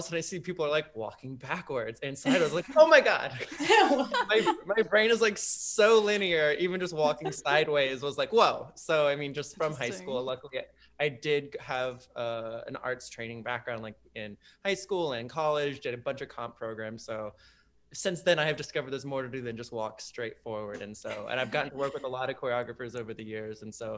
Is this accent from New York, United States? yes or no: no; Miami, Florida, United States; moved away as an adult; I'm from Miami, Florida